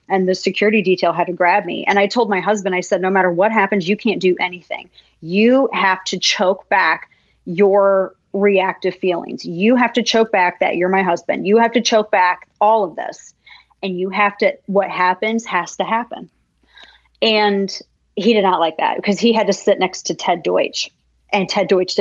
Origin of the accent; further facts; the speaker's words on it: the Ozarks, United States; I'm from the Ozarks